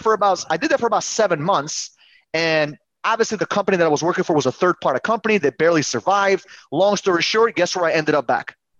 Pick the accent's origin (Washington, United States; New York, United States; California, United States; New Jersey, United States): New York, United States; New York City; also born or lived in Uzbekistan; my parents came to New York City, and we grew up in Queens.